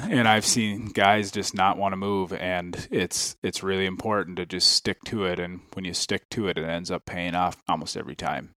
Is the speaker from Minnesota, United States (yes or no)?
yes; Ham Lake, Minnesota, United States; I am from Ham Lake, Minnesota. Um, I grew up hunting just through, you know, growing up around my dad and, and brothers